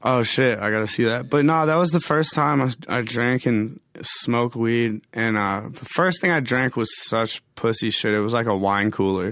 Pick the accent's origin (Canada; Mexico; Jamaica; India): Canada; Medicine Hat, Alberta; moved away; also born or lived in Edmonton / Wisconsin; I was born in Edmonton, but I grew up in a city called Medicine Hat, which is like a few hours uh, away from Calgary